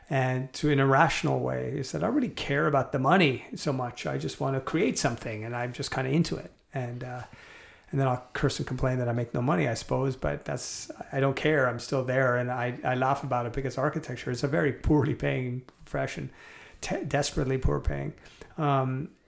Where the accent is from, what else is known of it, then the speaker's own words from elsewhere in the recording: Canada; also born or lived in Montreal; now in North Vancouver, Canada; my folks came over, had me, my parents. My dad was born in Six Mile Bridge, which is outside out of Limerick, and my mom was born in Limerick, Ireland, and they met and came over to Canada, had me